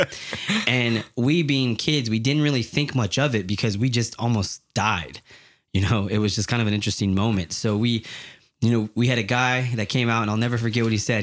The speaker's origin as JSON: {"language": "English", "town": "Yakima", "region": "Washington", "country": "United States", "tie": "born or raised there", "said": "I'm from Yakima, Washington, and it's pretty hood. It's a, it's a hard place to grow up"}